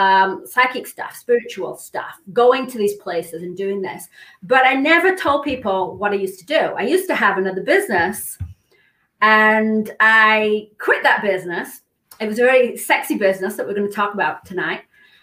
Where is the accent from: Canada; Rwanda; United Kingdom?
United Kingdom; England; moved away as an adult; now in California, United States; So I came from England. I was a model. I was actually the Marlboro cigarette girl. So in England, they had a girl instead of the Marlboro man.